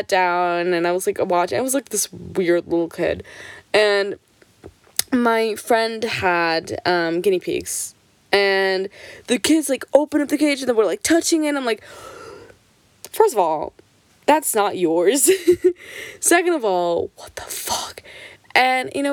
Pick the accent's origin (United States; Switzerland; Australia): Switzerland; I'm Portuguese. My parents are both Portuguese, but I was born and raised in Switzerland. I never lived in Portugal